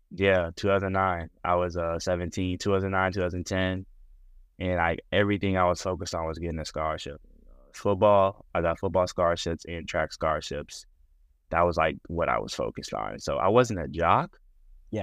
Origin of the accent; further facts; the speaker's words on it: Pearland, Texas, United States; also born or lived in Houston, Texas; I'm from Houston, Texas. I was raised in a suburb called Pearland, Texas.